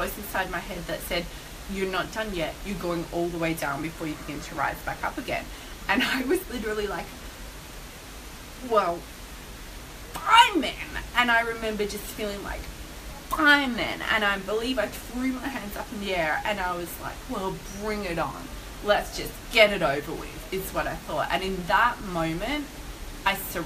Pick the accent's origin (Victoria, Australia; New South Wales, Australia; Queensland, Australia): Victoria, Australia; Melbourne; I was in Melbourne, which is my hometown, and I was staying with my parents at the time